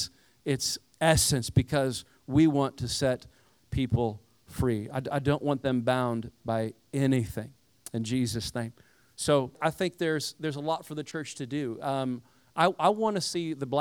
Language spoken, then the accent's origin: English; Indiana, United States; I grew up around Amish people, so I'm from the cornfields of Indiana. Most of my neighbors were Amish growing up